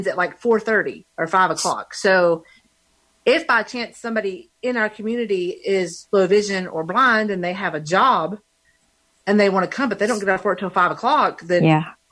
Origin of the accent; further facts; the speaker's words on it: Marion, North Carolina, United States; also born or lived in Burlington, North Carolina; I moved back from Burlington back to Marion, which is a very, very, very small town. I'm probably related to half the town.